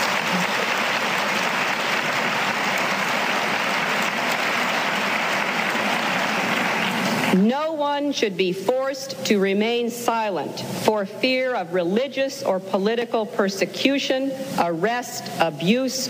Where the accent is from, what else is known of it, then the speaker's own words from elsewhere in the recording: United States; As an American